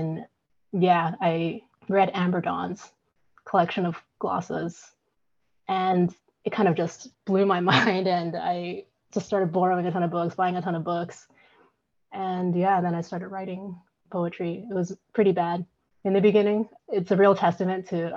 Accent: Vancouver, British Columbia, Canada; also born or lived in Hong Kong; now in Midland, Canada; I was born in Hong Kong, and my family immigrated to Vancouver when I was about 4 or 5. So yeah, I grew up in Vancouver.

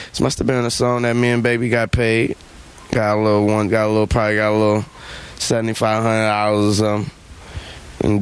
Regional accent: the South, United States; I'm from the South, the country, or whatever you want to call it

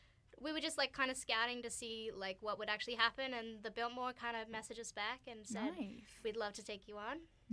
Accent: Australia; moved away; I'm from Australia

